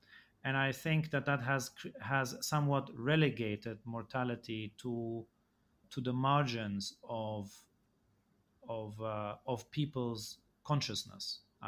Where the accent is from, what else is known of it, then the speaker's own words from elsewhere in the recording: Egypt; Well, I grew up in Egypt and I went to a school where the vast majority, I think it was more than 90% of the students were Egyptian.